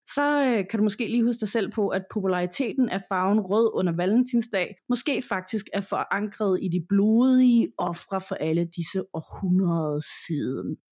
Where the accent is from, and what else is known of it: Denmark